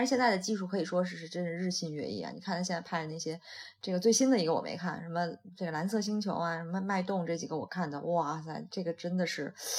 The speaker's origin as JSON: {"language": "Chinese", "region": "Shandong", "country": "China", "said": "我是山东的，那我们那个其实很早以前就是每年有多少道禁渔期"}